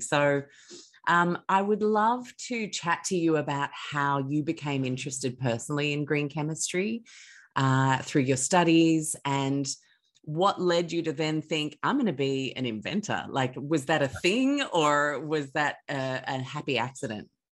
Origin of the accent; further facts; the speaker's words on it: Mauritius; moved away; growing up in Mauritius